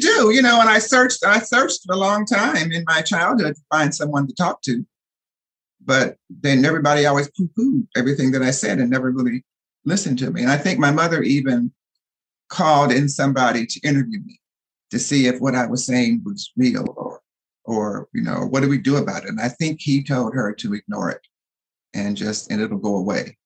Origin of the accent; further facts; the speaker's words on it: Detroit, Michigan, United States; now in Los Angeles, United States; I grew up in Detroit, Michigan